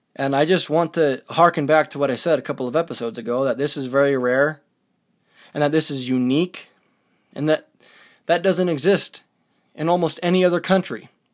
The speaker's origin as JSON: {"language": "English", "country": "United States"}